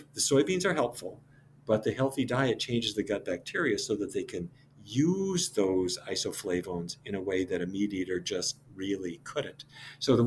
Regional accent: Fargo, North Dakota, United States; I grew up in Fargo, North Dakota

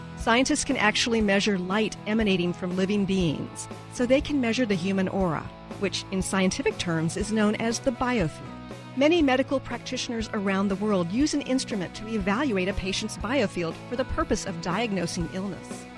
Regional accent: Texas, United States; moved away; I'm from Texas originally.

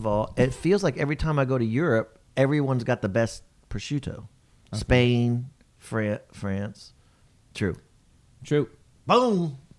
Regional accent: Virginia, United States; we grew up in the Virginia in that ACC area.

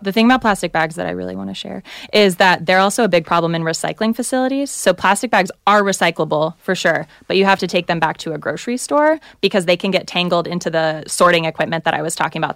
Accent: the South, United States; I'm from the South

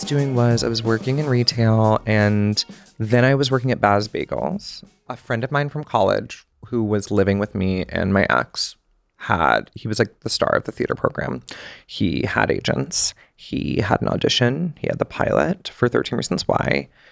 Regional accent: Georgia, United States; moved away as an adult; also born or lived in Connecticut / New York City; growing up in Georgia

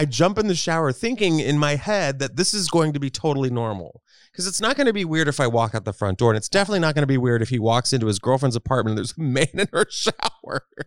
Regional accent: Texas, United States; I grew up in Texas

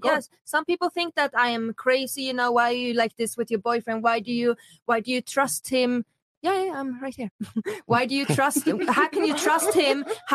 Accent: Sweden; now in Miami, United States; When I came from Sweden to US, Miami, I needed to change how like my thinking.

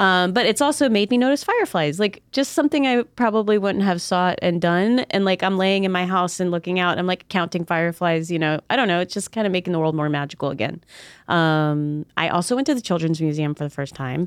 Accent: Southern Maryland, United States; also born or lived in North Carolina; now in Pittsburgh, United States; I grew up in Southern Maryland on an island, and then lived in North Carolina for a while and then moved here.

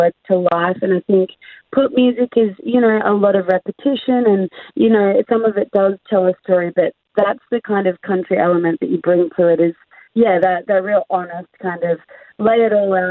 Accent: Australia; I'm Australian

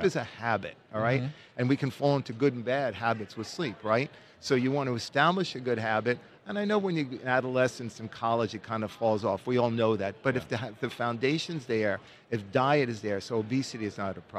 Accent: New Jersey, United States; moved away as an adult; also born or lived in New Orleans, Louisiana / Baton Rouge, Louisiana; I was born and raised in New Jersey, but I really grew up in New Orleans

